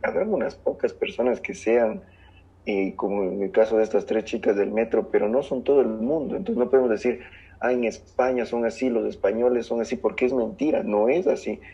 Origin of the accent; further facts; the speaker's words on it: southern Ecuador, Ecuador; las personas del sur, donde yo nací, no tienen el mismo acento que las personas del norte como en Quito